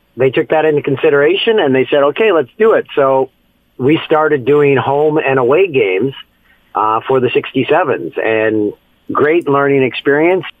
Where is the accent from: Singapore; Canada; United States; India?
Canada; Peterborough, Ontario; moved away as an adult; also born or lived in Ottawa / Vancouver; my hometown of Peterborough, Ontario